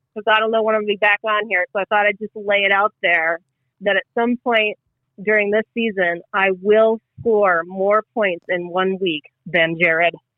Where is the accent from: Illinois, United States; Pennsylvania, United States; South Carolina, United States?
Pennsylvania, United States; Western; moved away; also born or lived in Denver; I'm from Western Pennsylvania